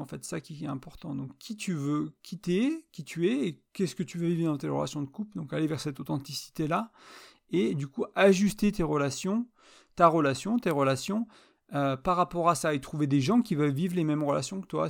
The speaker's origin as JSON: {"language": "French", "country": "France", "said": "elle était serbe, j'étais français, on parlait en anglais"}